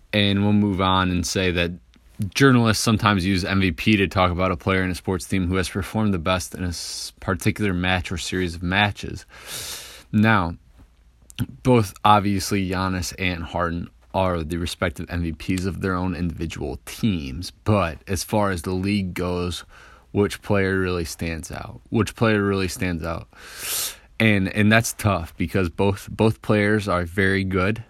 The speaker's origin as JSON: {"language": "English", "town": "Detroit", "region": "Michigan", "country": "United States", "said": "I'm from Detroit"}